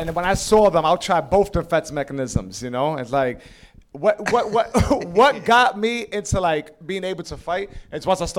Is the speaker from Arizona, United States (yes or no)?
no; New York City, New York, United States; Look, well, Lower East Side has changed now. You go out there now, it's similar to Bedford Avenue.